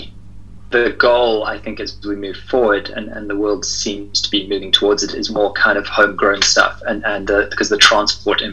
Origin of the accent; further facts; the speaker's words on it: South Africa; I'm from South Africa